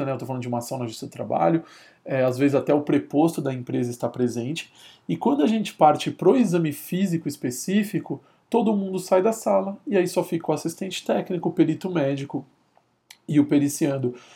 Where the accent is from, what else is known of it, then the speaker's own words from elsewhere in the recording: São Paulo, Brazil; porque eu sou aqui de São Paulo